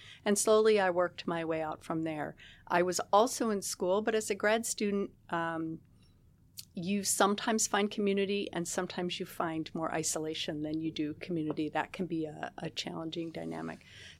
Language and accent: English; New York, United States; now in Seattle, United States; since I'm not from Seattle, I don't so much have that emotional reaction of longing for the old Seattle. I'm used to places that change and grow, coming from different places in New York State.